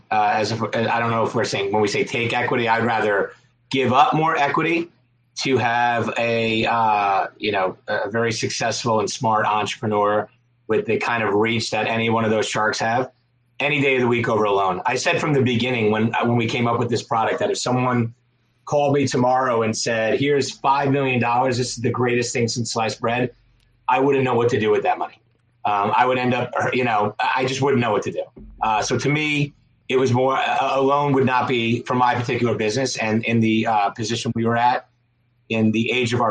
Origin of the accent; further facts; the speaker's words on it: Long Island, New York, United States; I'm from Long Island.